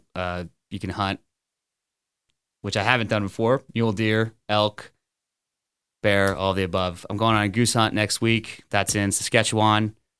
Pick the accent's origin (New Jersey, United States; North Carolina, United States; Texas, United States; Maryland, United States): Texas, United States; Orange; Born and raised in Orange, Texas